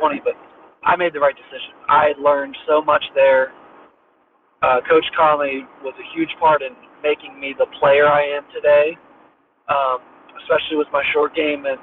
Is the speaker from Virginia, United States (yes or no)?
yes; Tappahannock, Virginia, United States; I grew up in Tappahannock, Virginia, which is about 50 minutes east of Richmond